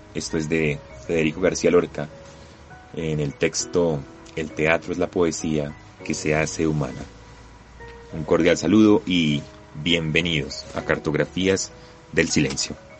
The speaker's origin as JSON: {"language": "Spanish", "country": "Colombia", "said": "como colombianos"}